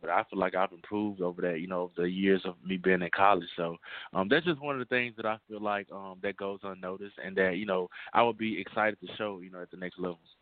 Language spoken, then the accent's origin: English; Monroe, Louisiana, United States; I'm from Monroe, Louisiana